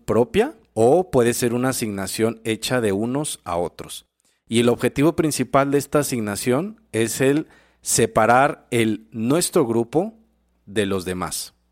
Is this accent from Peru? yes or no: no; Mexico; Nosotros como mexicanos